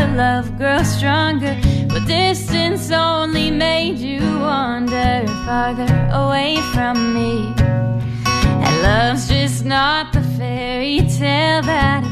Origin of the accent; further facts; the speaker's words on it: Evanston, Illinois, United States; moved away as an adult; now in Boston, United States; I'm from Chicago, a suburb called Evanston, Illinois, and I'm currently a freshman at Berklee College of Music in Boston